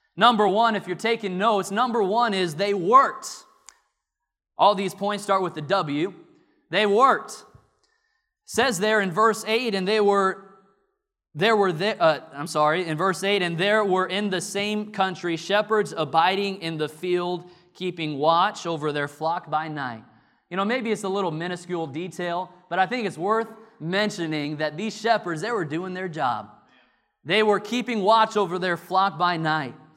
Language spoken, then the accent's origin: English; Illinois, United States; now in North Carolina, United States; growing up in Illinois